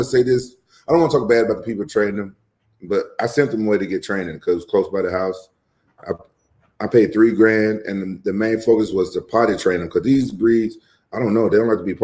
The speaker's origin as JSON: {"language": "English", "town": "Memphis", "region": "Tennessee", "country": "United States", "tie": "born or raised there", "said": "my hometown, Memphis"}